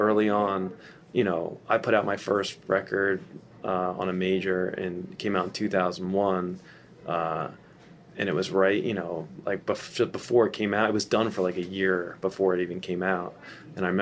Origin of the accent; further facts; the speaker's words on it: New Jersey, United States; moved away; we're from Jersey